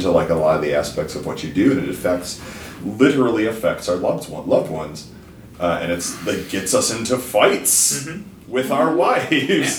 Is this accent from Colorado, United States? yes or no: no; Chicago, Illinois, United States; I'm from Chicago